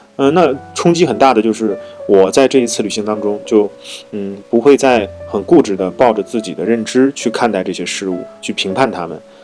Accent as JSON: {"language": "Chinese", "country": "China", "said": "我们那地人习惯了，好像喝点粥啊，吃点面"}